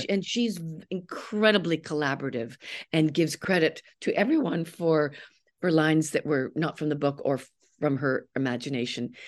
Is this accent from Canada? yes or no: yes; Canada; I'm a Canadian